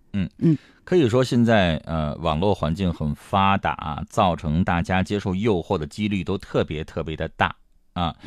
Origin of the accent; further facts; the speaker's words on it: Heilongjiang, China; 我们黑龙江这边